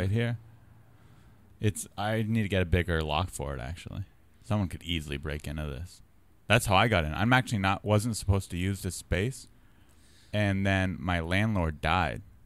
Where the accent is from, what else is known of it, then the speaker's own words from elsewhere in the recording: San Diego, California, United States; moved away as an adult; also born or lived in Santa Cruz, California; now in Los Angeles, United States; I'm from San Diego, but I moved here from college, U C Santa Cruz.